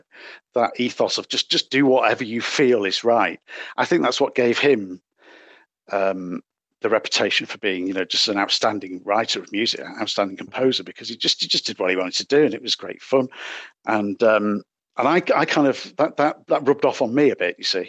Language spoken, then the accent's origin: English; Manchester, North West England, United Kingdom; I'm from Manchester, England.